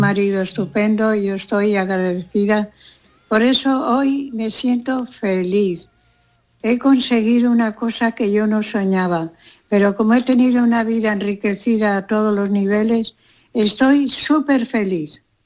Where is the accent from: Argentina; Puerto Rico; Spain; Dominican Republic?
Spain; Castile; moved away; also born or lived in Los Angeles, United States; el asado de mi tierra, hay que entender que Castilla hace unos asados maravillosos